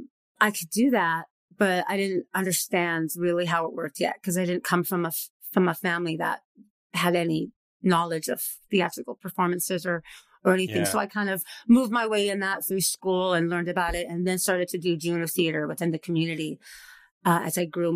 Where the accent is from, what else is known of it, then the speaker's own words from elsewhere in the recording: Los Angeles, California, United States; also born or lived in Whittier; In LA, East LA. So, yeah.